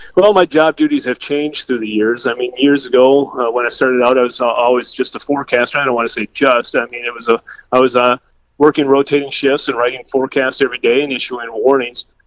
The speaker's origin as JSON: {"language": "English", "town": "Adrian", "region": "Minnesota", "country": "United States", "tie": "born or raised there", "moved": "as an adult", "lives_now": "Sioux Falls, United States", "said": "I grew up in southwest Minnesota, a town, a small town called Adrian"}